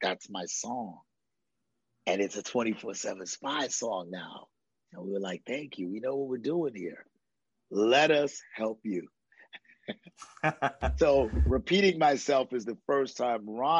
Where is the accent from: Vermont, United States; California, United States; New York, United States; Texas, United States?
New York, United States; I'm a New Yorker.